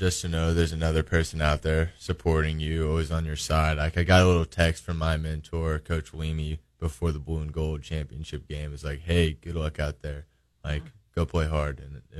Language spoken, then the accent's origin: English; near Springfield, Missouri, United States; It's right next to my hometown. My parents can come see me anytime they want when we're at home. I like living in Springfield. I wanted to stay close to my house.